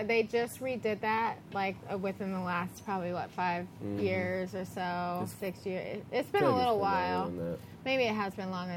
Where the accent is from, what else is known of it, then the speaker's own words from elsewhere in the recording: Dallas, Texas, United States; moved away as an adult; also born or lived in Fort Worth, Texas; I'm from Dallas